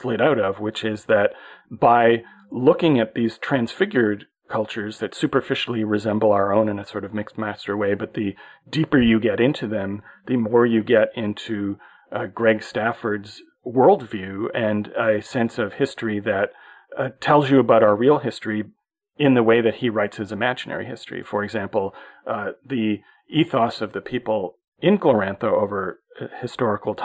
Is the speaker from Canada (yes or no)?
yes; Canada; as a Canadian